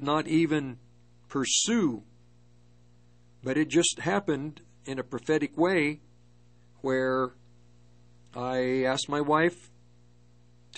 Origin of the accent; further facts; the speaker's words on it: Longmont, Colorado, United States; moved away as an adult; also born or lived in Berkeley, California; I grew up in the Longmont area